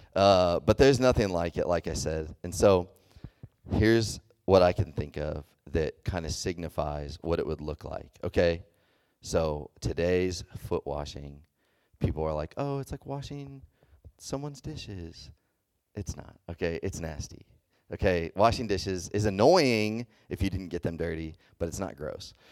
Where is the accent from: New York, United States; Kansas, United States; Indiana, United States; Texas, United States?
Texas, United States; moved away; I grew up in, in the South, I grew up in Texas